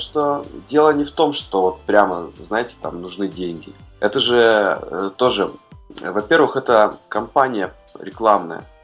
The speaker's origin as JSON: {"language": "Russian", "region": "Urals", "country": "Russia", "tie": "born or raised there", "moved": "yes", "lives_now": "Saint Petersburg, Russia", "said": "я родился на Уральской земле"}